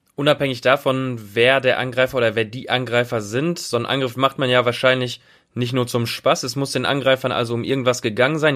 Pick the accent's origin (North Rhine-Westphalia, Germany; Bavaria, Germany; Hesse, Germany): North Rhine-Westphalia, Germany; Bochum; now in Düsseldorf, Germany; aus meiner Heimatstadt Bochum